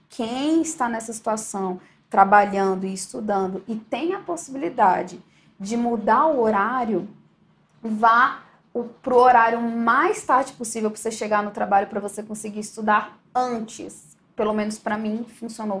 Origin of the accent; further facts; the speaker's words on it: Brasília, Federal District, Brazil; E eu sempre fui de Brasília, eu sou de Brasília